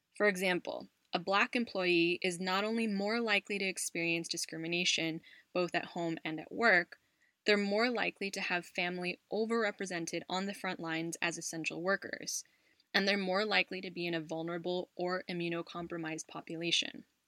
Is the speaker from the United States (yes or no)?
yes; United States; a tech company based out of the US, my home country